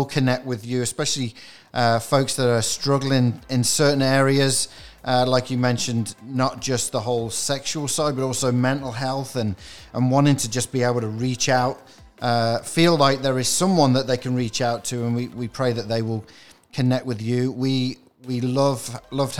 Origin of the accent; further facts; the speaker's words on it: England, United Kingdom; moved away; I'm from England